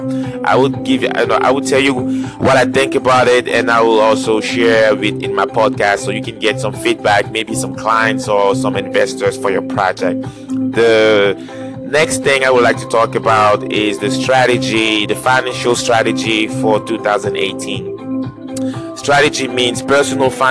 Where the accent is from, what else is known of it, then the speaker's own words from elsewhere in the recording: Cameroon; my home country, Cameroon